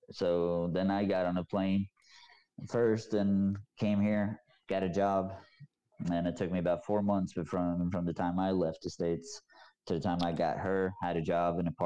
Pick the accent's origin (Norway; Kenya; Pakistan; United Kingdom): Norway; now in United States; of course I went back to my hometown yeah. and you know, I introduced her and stuff like that, but people hate speak Norwegians hate speaking English.